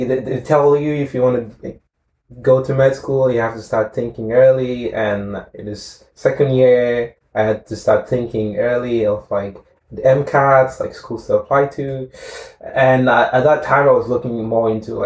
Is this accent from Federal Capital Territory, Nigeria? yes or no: no; Edo, Nigeria; moved away; I grew up in Nigeria, in the south of Nigeria. It's a state called Edo State.